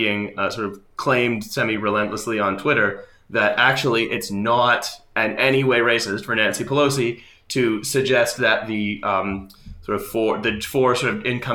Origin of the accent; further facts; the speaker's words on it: Canada; moved away as an adult; now in United Kingdom; So I moved to Britain from Canada to study. So I moved there in 2011 to study. I sort of kept studying, and then I just sort of ended up staying